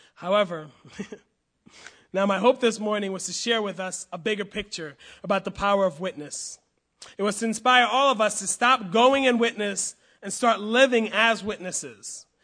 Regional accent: United States; I will always be a proud American

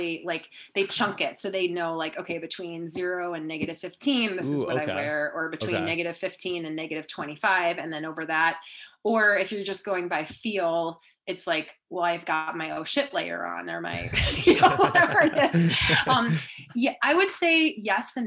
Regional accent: Minnesota, United States; I'm from Minnesota.

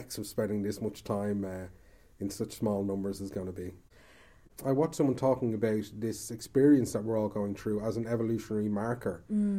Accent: Ireland; I love Ireland and I love being Irish

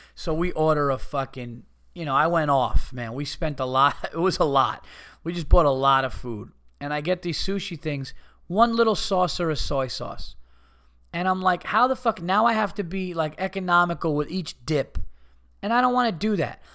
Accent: Yonkers, New York, United States; I was born in Yonkers.

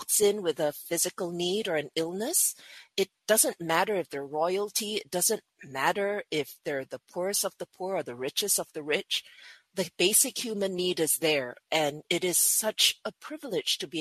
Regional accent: Singapore; I was born and bred in Singapore

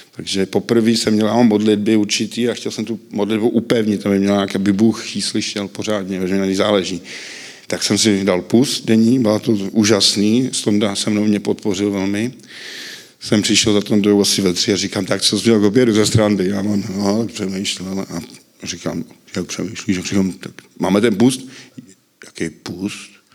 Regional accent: Příbram, Central Bohemian Region, Czechia; narodil jsem se v Příbrami, mám sestru, Vyrůstal jsem s matkou

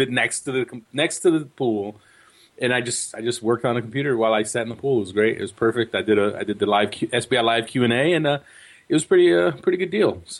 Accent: United States; We're in America. We're American.

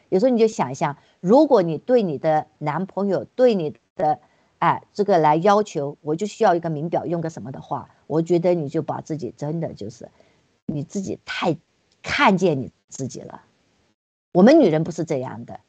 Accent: China; moved away; 我们作为，都是从墙里面出来的

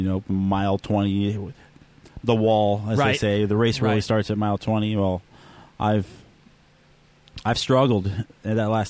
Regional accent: Los Angeles, California, United States; moved away as an adult; also born or lived in North Carolina; Born and raised in Los Angeles

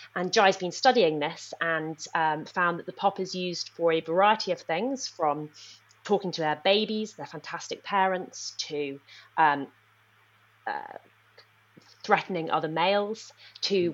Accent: Nepal; moved away; I grew up in Nepal

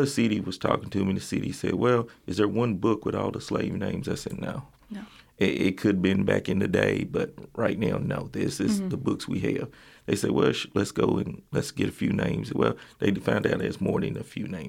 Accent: Lincoln County, Kentucky, United States; also born or lived in Fayette County, Kentucky; now in Lexington, United States; That's where I grew up

